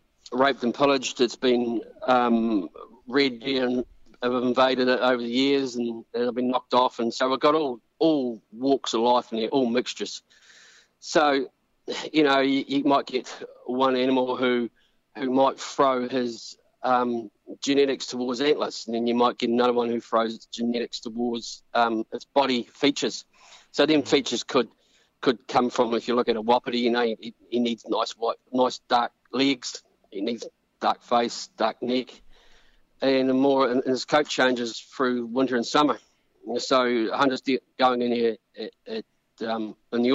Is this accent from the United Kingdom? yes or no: no; New Zealand; we're Kiwi rec hunters.